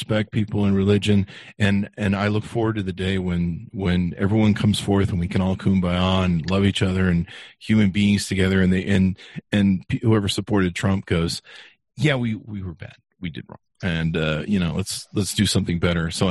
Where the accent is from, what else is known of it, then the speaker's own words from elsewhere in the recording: California, United States; now in Utah, United States; I grew up in California